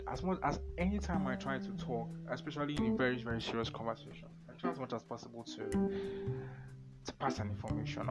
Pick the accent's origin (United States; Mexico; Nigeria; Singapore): Nigeria; English is a second language; I'm a Nigerian, I'm a Christian